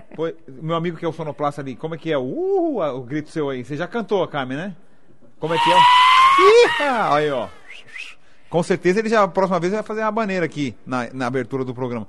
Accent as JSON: {"language": "Portuguese", "region": "São Paulo", "country": "Brazil", "tie": "born or raised there", "said": "eu sou paulistano"}